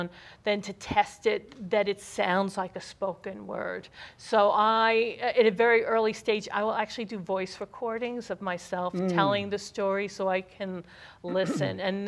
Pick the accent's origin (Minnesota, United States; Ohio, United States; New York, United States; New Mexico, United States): New York, United States; New York City; Growing up in Brooklyn, New York, we would hang out all summer and play.